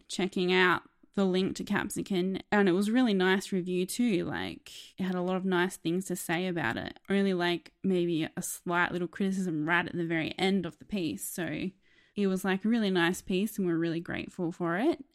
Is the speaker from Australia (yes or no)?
yes; Australia